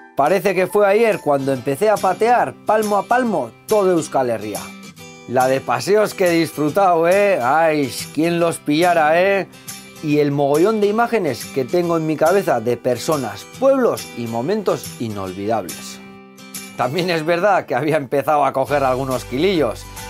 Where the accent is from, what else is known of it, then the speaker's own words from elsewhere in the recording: Argentina; como buen argentino